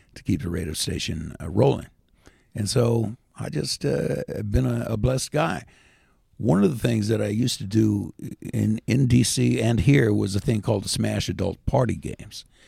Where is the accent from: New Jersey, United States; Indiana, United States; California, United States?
Indiana, United States; moved away as an adult; also born or lived in Washington, D.C.; we're just a couple of hillbillies from Indiana